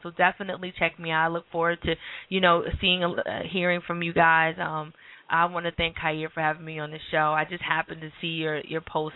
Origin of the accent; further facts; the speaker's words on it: New Jersey, United States; moved away; I'm from New Jersey. We walk all the time